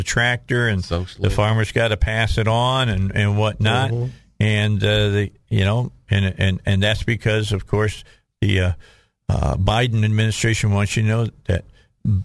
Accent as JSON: {"language": "English", "area": "outside of Chicago", "region": "Illinois", "country": "United States", "tie": "born or raised there", "said": "I grew up right outside of Chicago"}